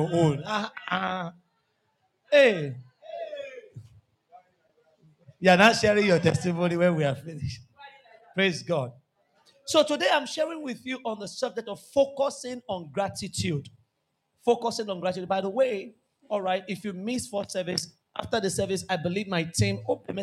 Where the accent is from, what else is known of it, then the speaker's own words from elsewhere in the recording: Nigeria; We are Nigerian.